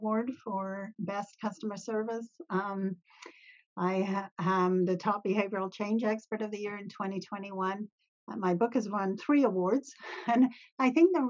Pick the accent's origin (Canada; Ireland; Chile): Canada; Ontario; I'm from Ontario, Canada